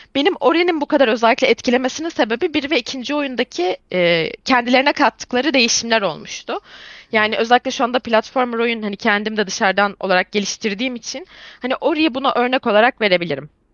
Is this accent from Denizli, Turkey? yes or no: no; İzmir, Turkey; İzmir doğumluyum. E, ve bütün ömrüm neredeyse İzmir'de geçti.